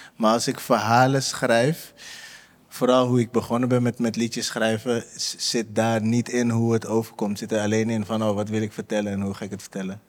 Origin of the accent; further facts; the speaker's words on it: Amsterdam, North Holland, Netherlands; ik kom uit de Bijlmer, ja. Ik kom uit de Bijlmer.